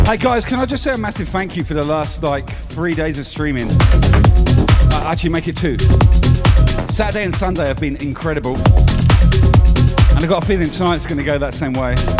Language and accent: English; United Kingdom; now in Australia; I am both British and Australian, mate. Obviously born in the UK, so I'm a Brit by heart